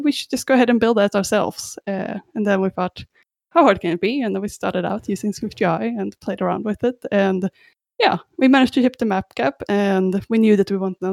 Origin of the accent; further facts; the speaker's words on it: Sweden; also born or lived in Australia; now in Vancouver, Canada; I'm not actually from Canada, unfortunately. No, I'm from Sweden originally, and I actually lived in Australia a bit before this as well.